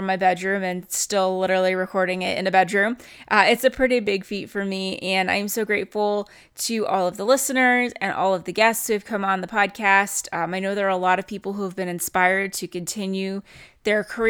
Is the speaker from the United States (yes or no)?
no; Calgary, Alberta, Canada; also born or lived in Cochrane, Alberta; my hometown of Calgary, Alberta